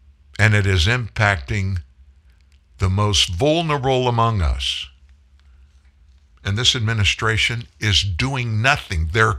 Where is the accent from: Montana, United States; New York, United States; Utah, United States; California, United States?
New York, United States; New York City; I'm from the Bronx.